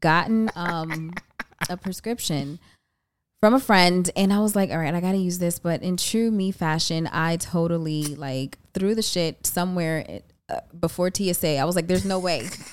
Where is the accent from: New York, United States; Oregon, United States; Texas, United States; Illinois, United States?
New York, United States; New York City; I'm from the Bronx, so you already know I have to rep for the Bronx